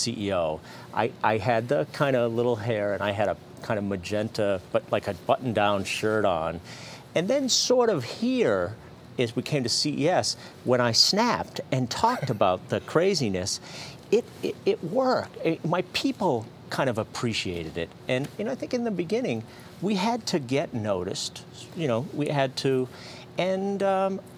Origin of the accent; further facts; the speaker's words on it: Fitchburg, Massachusetts, United States; I was born in Fitchburg, Massachusetts. Five brothers and sisters in my family with one bathroom